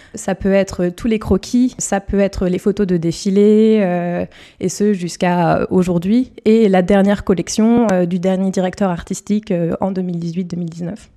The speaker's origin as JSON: {"language": "French", "area": "north-east of Paris area", "region": "Île-de-France", "country": "France", "said": "Je suis originaire d'Île-de-France, euh, dans le nord-est parisien"}